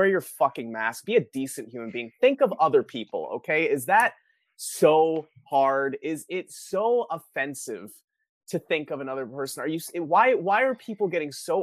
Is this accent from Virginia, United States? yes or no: no; Florida, United States; I'm from Florida